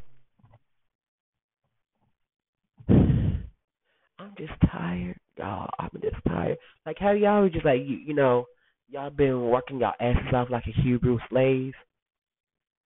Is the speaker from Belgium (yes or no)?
no; Alabama, United States; also born or lived in Detroit, Michigan; I grew up, I grew up in Alabama, but I'm born in Detroit